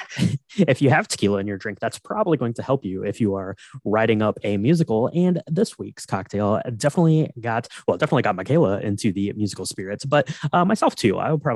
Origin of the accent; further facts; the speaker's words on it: Ohio, United States; born there; also born or lived in upstate New York; I was born in Ohio. I spent some time in upstate New York.